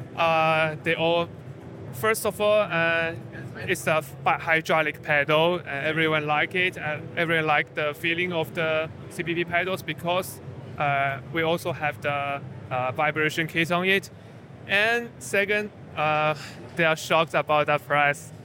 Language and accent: English; China; we are from China